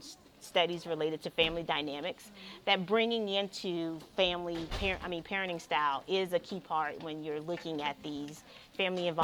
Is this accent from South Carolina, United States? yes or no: yes; South Carolina, United States; moved away; also born or lived in Midwest; I'm a Southerner, born and bred South Carolinian, but I haven't been here for a while.